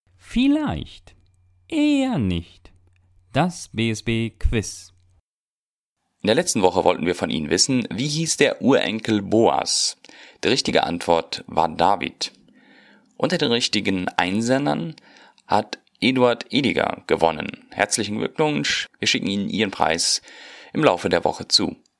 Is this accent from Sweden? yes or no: no; Neuland, Boquerón, Paraguay; moved away as an adult; gehe dann wieder zurück in meine Heimat nach Paraguay. Ich komme aus der Mennonitenkolonie Neuland